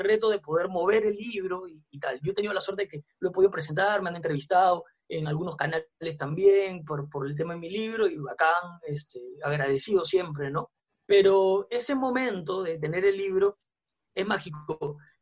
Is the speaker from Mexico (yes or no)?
no; Peru